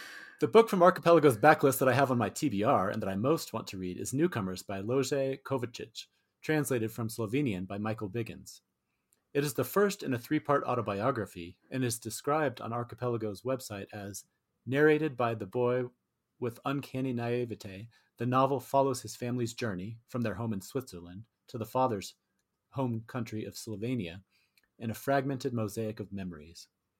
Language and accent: English; India; first language Tamil; English is a second language; I first came across Ambai's work when I was an undergraduate in India. Okay. Tamil is my mother tongue, and while I can speak it fluently, I do not know how to read and write Tamil